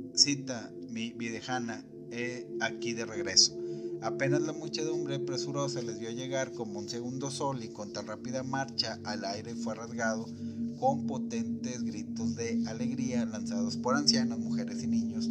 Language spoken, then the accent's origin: Spanish; Monterrey, Nuevo León, Mexico; en la ciudad de Monterrey, de donde yo soy originario y donde radico también